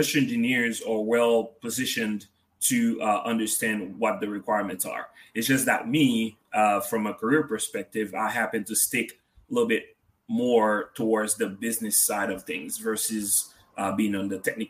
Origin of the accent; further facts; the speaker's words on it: Haiti; moved away; being from a country in the Caribbean, Haiti, to be more precise.